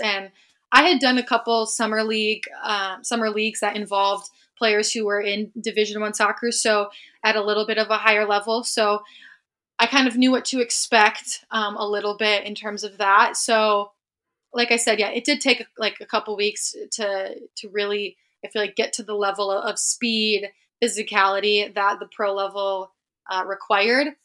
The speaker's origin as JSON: {"language": "English", "town": "Hudsonville", "region": "Michigan", "country": "United States", "tie": "born or raised there", "also_born_or_lived": "Seattle", "moved": "as an adult", "said": "I'm from the West Side"}